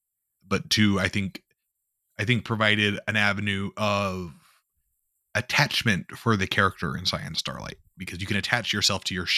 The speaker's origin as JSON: {"language": "English", "region": "Midwest", "country": "United States", "said": "because I'm from the Midwest where we speak bison."}